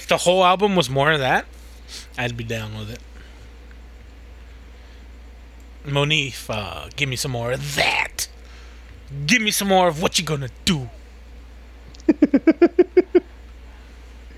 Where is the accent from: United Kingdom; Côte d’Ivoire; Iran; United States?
United States; the South; I'm from the South